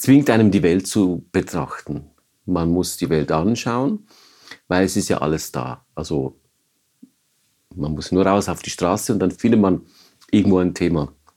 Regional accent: Maisprach, Basel-Landschaft, Switzerland; moved away; ich bin in Maisprach aufgewachsen

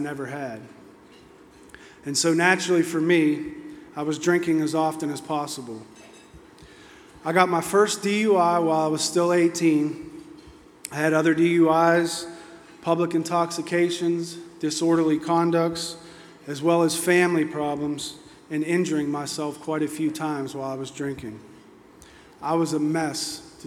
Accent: Oakmont, Pennsylvania, United States; I'm originally from Pittsburgh, Pennsylvania, from a small town called Oakmont. I grew up without my father

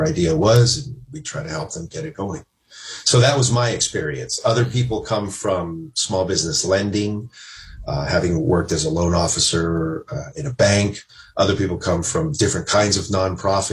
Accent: Southern California, United States; now in Washington, D.C., United States; I'm originally from Southern California

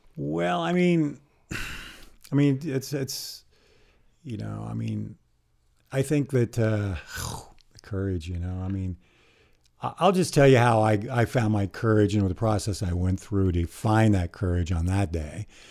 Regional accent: Eugene, Oregon, United States; I grew up here in Eugene, and I was a distance runner at North Eugene High School

